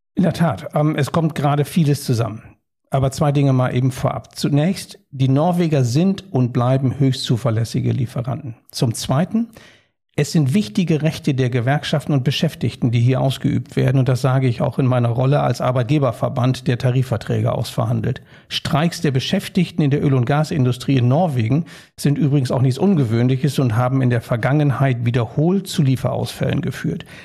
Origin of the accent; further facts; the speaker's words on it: Germany; Wir stehen da übrigens als Deutsche in Europa